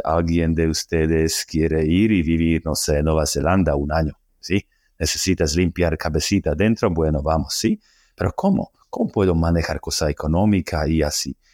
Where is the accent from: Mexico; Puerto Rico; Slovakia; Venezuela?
Slovakia; Spanish is a second language; moved away as an adult; also born or lived in Australia / Argentina / Colombia; un loco eslovaco, que significa que yo soy de Eslovaquia